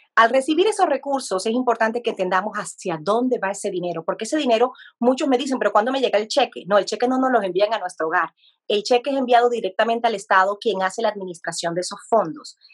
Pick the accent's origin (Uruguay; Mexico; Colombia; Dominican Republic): Colombia; now in United States; yo soy de Colombia como país